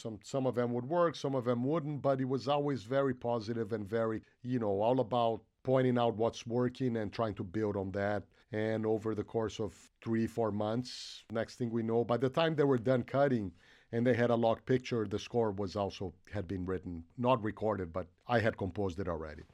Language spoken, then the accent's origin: English; Brazil; moved away; I grew up in Brazil